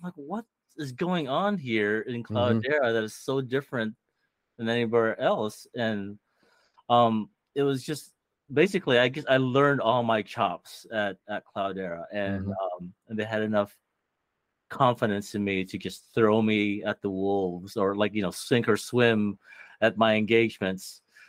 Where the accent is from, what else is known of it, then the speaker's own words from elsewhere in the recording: Philippines; There's a lot of Filipinos here too. I know. I think really makes me feel good about being a Filipino.